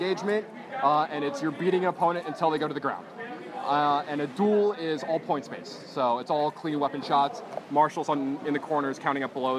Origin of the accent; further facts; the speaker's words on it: Seattle, Washington, United States; I'm from Seattle